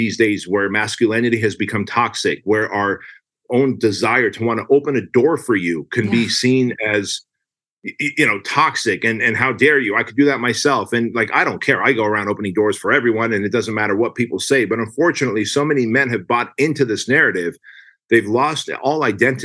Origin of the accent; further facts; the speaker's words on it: Armenia; moved away; I come from Armenia